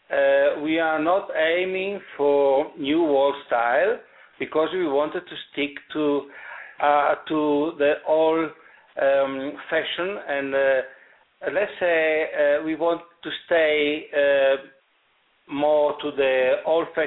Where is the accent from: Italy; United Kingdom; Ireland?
Italy; English is a second language; now in South Africa; it was a great surprise for me when I came from Italy uh, 30 years ago, uh, that I found the Stellenbosch region valley